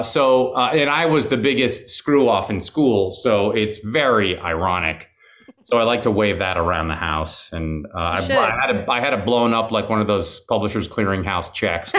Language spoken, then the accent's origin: English; Seattle, Washington, United States; now in Los Angeles, United States; I was raised in Seattle, which is 90 miles away from Vancouver